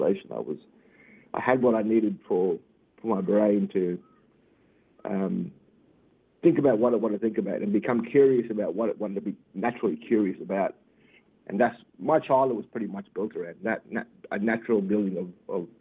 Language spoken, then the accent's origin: English; Normanton, Queensland, Australia; growing up in the Gulf, that's where my mother's from, so I grew up around amazingly strong women.